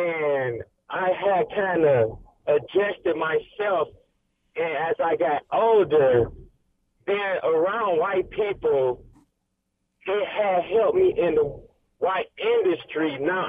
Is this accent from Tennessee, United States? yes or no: yes; Tennessee, United States; also born or lived in Grand Rapids, Michigan; I was raised in Tennessee and I was raised in Grand Rapids.